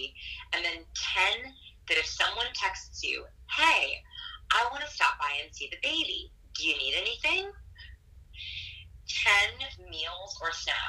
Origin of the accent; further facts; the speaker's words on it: Los Angeles, California, United States; also born or lived in Portland, Oregon; now in Austin, United States; I'm from Los Angeles, California, and then we used to live in Portland